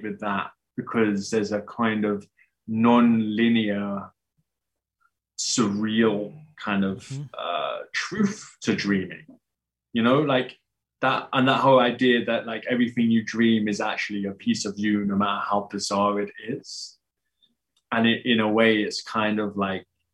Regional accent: United Kingdom; I'm British

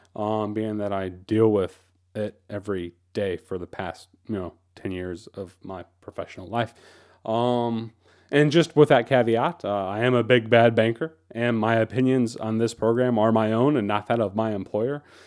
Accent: United States; many of us as American Christians

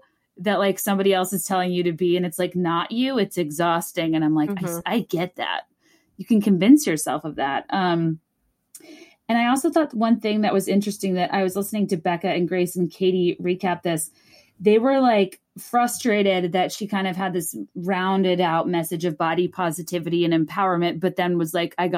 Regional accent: Virginia, United States; I'm from Virginia.

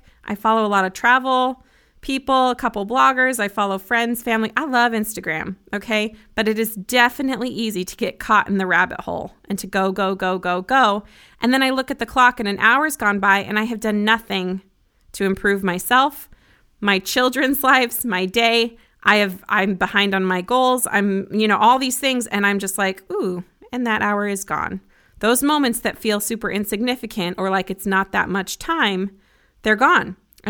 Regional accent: Broomfield, Colorado, United States; I grew up in Colorado and I have 5 siblings, 4 sisters and 1 brother, 2 parents. They're still married. We had 2 dogs. We lived in a little 3-bedroom, 1-bathroom house in Broomfield, Colorado

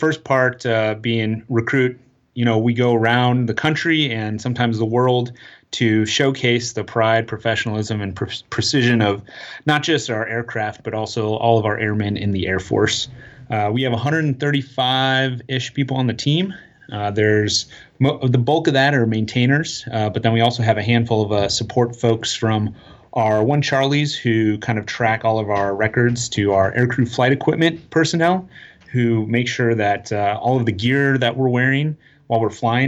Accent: Tucson, Arizona, United States; I'm from Tucson, Arizona, and where we lived, there weren't a lot of city lights.

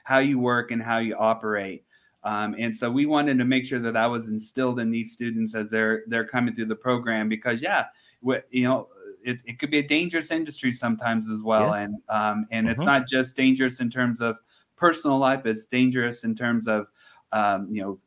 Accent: Central Indiana, United States; moved away; also born or lived in Georgia; I'm born and raised in Central Indiana.

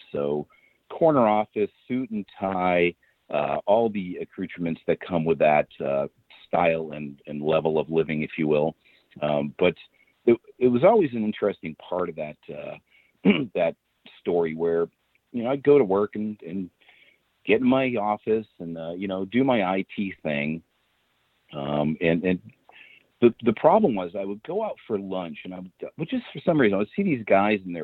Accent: Boston, Massachusetts, United States; moved away as an adult; also born or lived in Phoenix, Arizona; now in Rockport, United States; born and raised near Boston, Boston boy

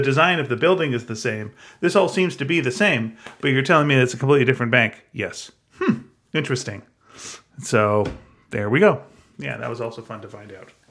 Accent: Canada; I'm Canadian, I'm proud

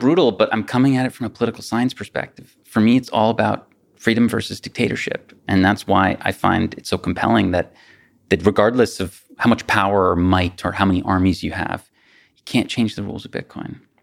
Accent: United States; as an American

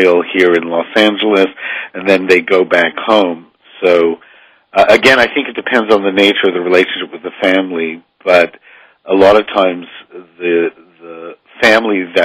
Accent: Canada; now in Hollywood, United States; I work in Hollywood, but I'm originally from Canada

